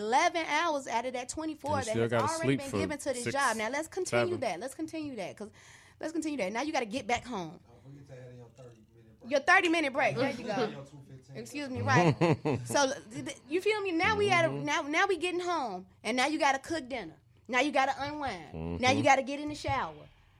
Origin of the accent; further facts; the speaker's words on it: Santa Monica, California, United States; born there; now in Chicago, United States; I was born in Santa Monica, California.